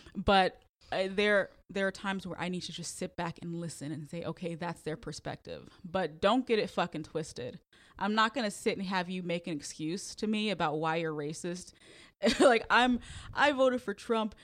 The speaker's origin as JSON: {"language": "English", "town": "Chicago", "region": "Illinois", "country": "United States", "moved": "as an adult", "said": "I was from Chicago"}